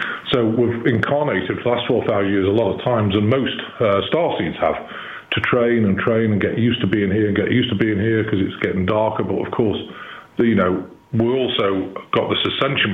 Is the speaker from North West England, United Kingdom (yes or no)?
yes; Chester, North West England, United Kingdom; accent: English; moved away as an adult; now in Missouri, United States; I live in Missouri, but I was born in Chester, which is 20 miles from Liverpool and 30 miles from Manchester. So, I came here about in 2010.